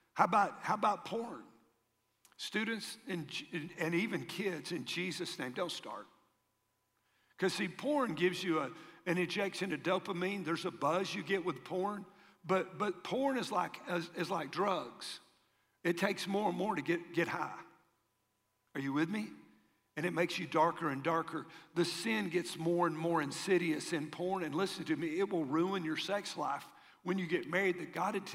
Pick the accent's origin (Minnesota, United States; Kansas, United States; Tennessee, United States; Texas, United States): Tennessee, United States; where are you from? Tennessee